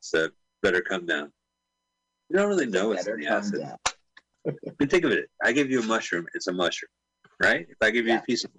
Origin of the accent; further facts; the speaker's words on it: London, United Kingdom; moved away; I was born in London in 1968, right?